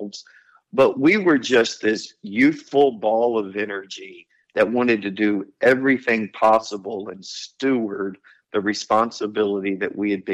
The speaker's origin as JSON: {"language": "English", "town": "Houston", "region": "Texas", "country": "United States", "said": "I'm quite certain that I'm not leaving Houston. I'm from Houston."}